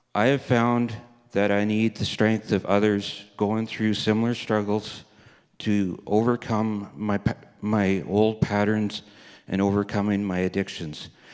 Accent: Red Deer, Alberta, Canada; also born or lived in Kindersley, Saskatchewan / Three Hills, Alberta / Vermilion, Alberta; I was born in Kindersley, Saskatchewan. My parents, sister, and I moved to Red Deer, Alberta when I was a babe. I grew up in Red Deer, Alberta

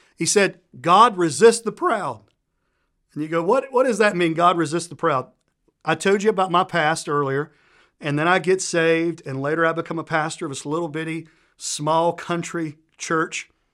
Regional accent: Tennessee, United States; accent: Southern U.S.; I'm from the South, a place called Tennessee. Probably picked up, I'm from Southern U.S. by my accent. And we grow up learning manners

